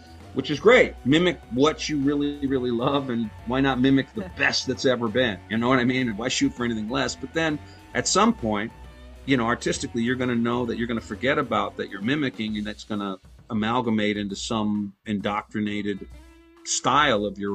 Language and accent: English; Inglewood, California, United States; I'm from here, man. I'm from Inglewood